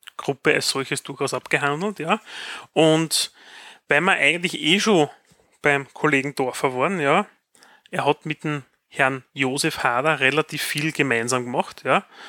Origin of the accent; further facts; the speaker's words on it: Graz, Styria, Austria; bei uns in Graz